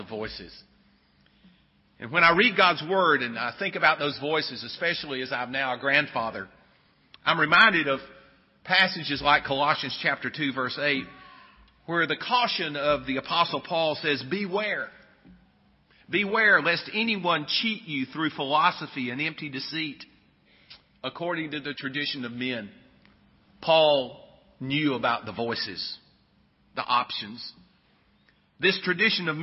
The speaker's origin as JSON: {"language": "English", "town": "Sylva", "region": "North Carolina", "country": "United States", "tie": "born or raised there", "said": "I grew up in Silva, North Carolina, I didn't really grow up even in town"}